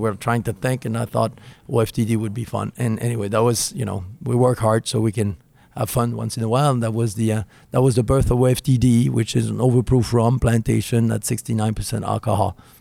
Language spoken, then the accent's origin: English; Burgundy, Bourgogne-Franche-Comté, France; moved away; I grew up in Burgundy